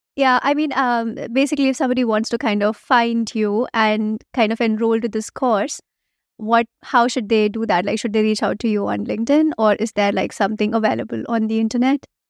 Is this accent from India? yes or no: yes; India; first language Hindi; English is a second language; I come from India